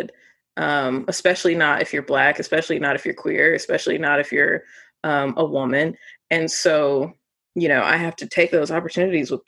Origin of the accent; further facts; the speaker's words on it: Midwest, United States; I'm from the Midwest